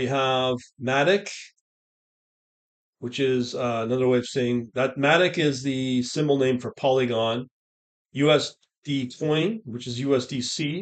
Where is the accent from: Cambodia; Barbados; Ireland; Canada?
Canada; as a Canadian